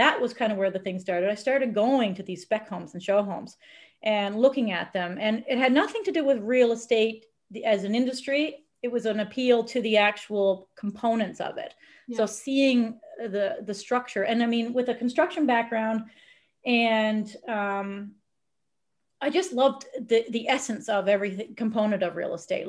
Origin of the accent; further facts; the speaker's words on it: Newfoundland and Labrador, Canada; moved away as an adult; also born or lived in Brooks, Alberta / Edmonton, Alberta; I was from the small town in Newfoundland